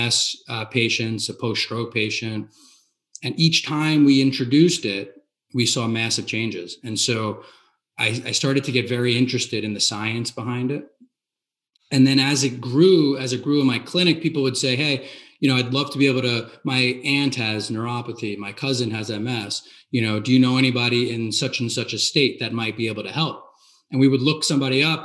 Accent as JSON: {"language": "English", "region": "New Jersey", "country": "United States", "said": "I'm from New Jersey"}